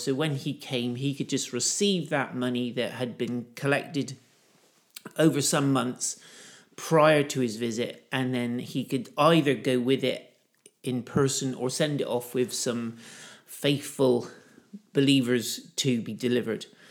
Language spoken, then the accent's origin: English; United Kingdom; I'm a Brit.